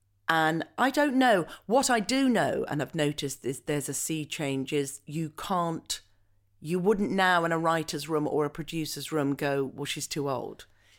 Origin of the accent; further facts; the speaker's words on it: Scotland, United Kingdom; you know, I am Scottish and I was brought up as a Scot, but I don't have a Scottish accent.